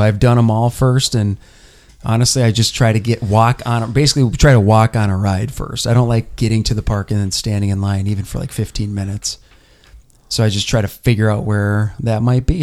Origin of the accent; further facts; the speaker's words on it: Minnesota, United States; Us Minnesotans